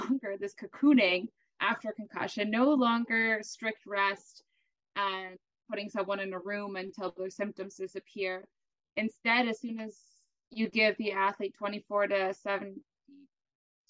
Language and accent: English; Canada; now in Germany; I'm a Canadian, which is pretty cool, but living in Germany, both of us living in Germany, actually